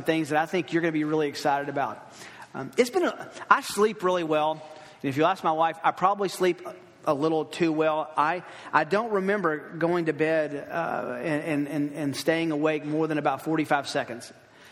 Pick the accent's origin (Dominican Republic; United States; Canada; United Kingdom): United States; Tennessee; also born or lived in Los Angeles; now in Kansas City, United States; I grew up in Tennessee